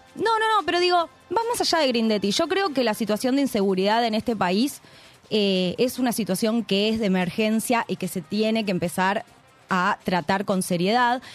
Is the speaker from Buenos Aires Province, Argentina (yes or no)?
yes; Lanús, Buenos Aires Province, Argentina; Yo soy de Lanús, soy de Valentina Alcina, conozco el barrio